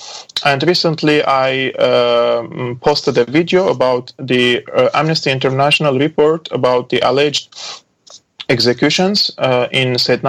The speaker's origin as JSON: {"language": "English", "town": "Aleppo", "region": "Aleppo Governorate", "country": "Syria", "lives_now": "Germany", "said": "I'm from Syria, Aleppo, and recently moved to Germany."}